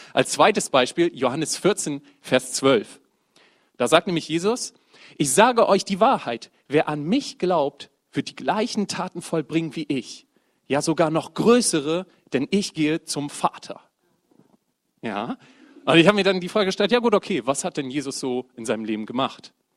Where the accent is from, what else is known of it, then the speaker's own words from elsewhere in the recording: Bremen, Germany; now in Oldenburg, Germany; komme aus dem wunderschönen Oldenburg, gebürtiger Bremer